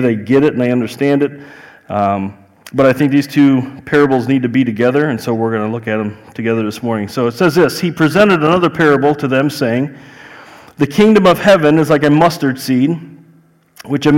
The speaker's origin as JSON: {"language": "English", "town": "Chicago", "region": "Illinois", "country": "United States", "accent": "Chicago", "said": "I'm from Chicago. I have a Chicago accent"}